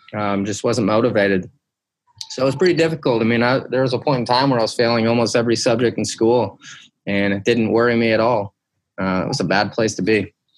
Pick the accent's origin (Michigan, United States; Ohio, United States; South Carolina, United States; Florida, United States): Michigan, United States; Detroit; I grew up in Detroit, Michigan, um, and then the outskirts, the suburbs of Detroit